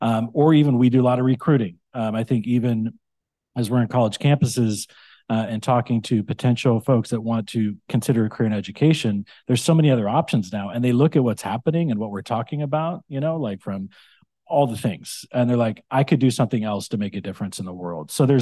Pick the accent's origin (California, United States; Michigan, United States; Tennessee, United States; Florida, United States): California, United States; I grew up in the Central Valley. I grew up in a small town in the Central Valley.